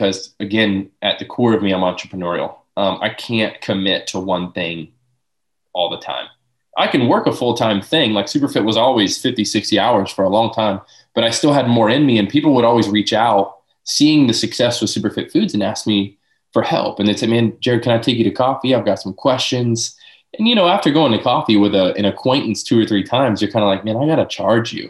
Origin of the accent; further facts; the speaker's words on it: Lakeland, Florida, United States; born and raised in Lakeland